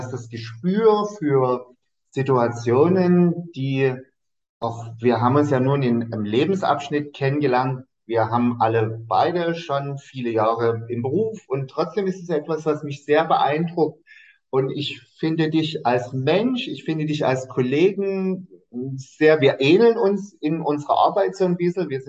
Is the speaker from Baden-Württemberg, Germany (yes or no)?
no; Dresden, Saxony, Germany; Und ich sagte so, ich komme aus Dresden.